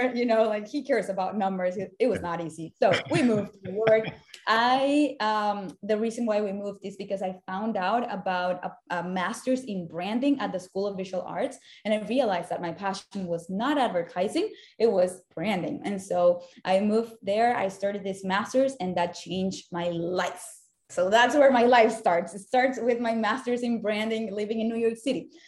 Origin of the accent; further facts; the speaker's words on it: Caracas, Capital District, Venezuela; moved away as an adult; also born or lived in Savannah, Georgia / Miami; now in United States; I was born and raised in Caracas, Venezuela, where I lived for the first 19 years of my life